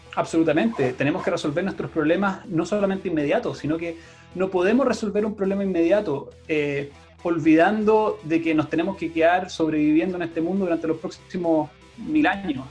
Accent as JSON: {"language": "Spanish", "town": "Santiago", "region": "Santiago Metropolitan Region", "country": "Chile", "moved": "as an adult", "lives_now": "Pucón, Chile", "said": "nosotros somos originalmente de Santiago mi, con mi esposa"}